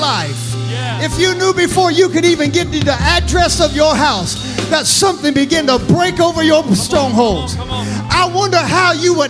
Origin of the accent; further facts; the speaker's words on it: United States; I grew up in Clueston. I was born and raised right here in Clueston.